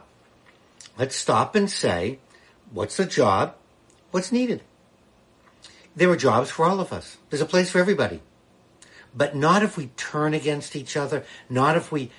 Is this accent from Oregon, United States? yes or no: no; Boston, Massachusetts, United States; now in Washington, D.C., United States; I'm a Bostonian, born and brought up in Massachusetts, but now I live here in the nation's capital.